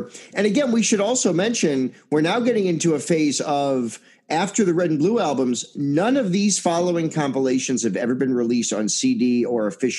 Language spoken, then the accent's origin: English; Chicago, Illinois, United States; I'm a Chicagoan